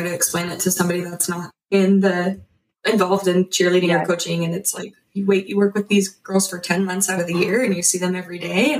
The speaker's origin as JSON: {"language": "English", "region": "Colorado", "country": "United States", "moved": "yes", "lives_now": "Idaho, United States", "said": "I'm from Colorado"}